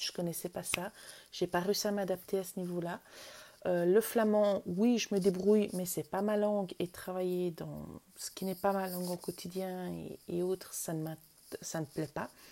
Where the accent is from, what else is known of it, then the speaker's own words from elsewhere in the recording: Vaud, Switzerland; moved away as an adult; je suis née en Suisse. J'ai vécu jusqu'à 27 ans en Suisse. Euh, en Suisse, j'ai grandi d'abord dans le canton de Vaud